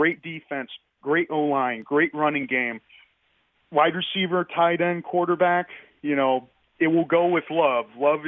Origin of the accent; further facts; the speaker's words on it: San Antonio, Texas, United States; The last time you were on air in San Antonio, I was 8 years old.